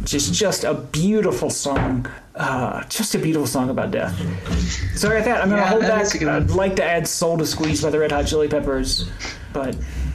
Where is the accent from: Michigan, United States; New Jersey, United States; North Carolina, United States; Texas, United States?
North Carolina, United States; it's actually the place where I grew up in North Carolina